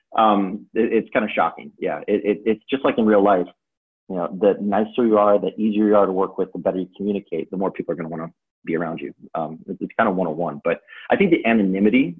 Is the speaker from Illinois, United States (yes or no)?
yes; Chicago, Illinois, United States; growing up in Chicago